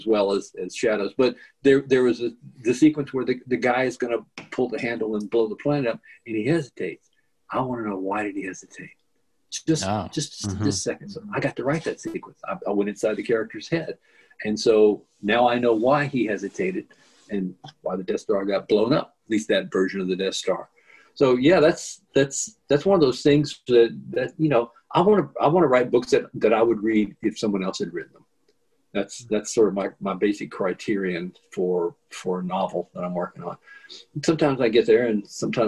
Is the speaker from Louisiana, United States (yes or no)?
yes; Louisiana, United States; a kid growing up in Louisiana